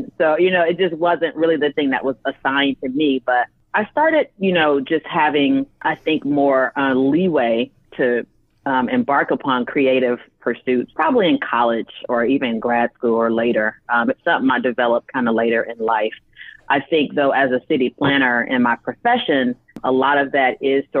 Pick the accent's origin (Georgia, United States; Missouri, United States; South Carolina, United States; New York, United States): Georgia, United States; Decatur; I'm a Southerner. I'm from Atlanta. Grew up in Decatur, which is on the east side of Atlanta